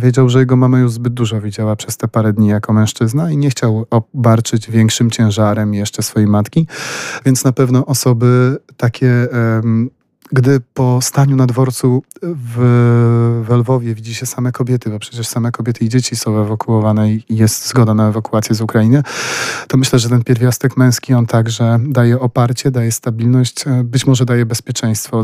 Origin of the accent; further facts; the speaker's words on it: Poland; jestem innostrancem właśnie z Polski